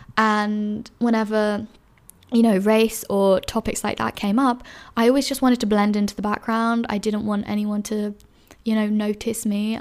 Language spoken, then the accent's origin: English; London, United Kingdom; moved away as an adult; now in Edinburgh, United Kingdom; I grew up in London, which is one of the most diverse cities in the world